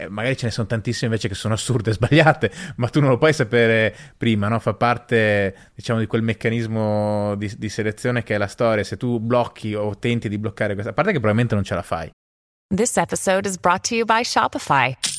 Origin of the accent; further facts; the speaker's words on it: Bolzano, Trentino-Alto Adige, Italy; io sono originario di Bolzano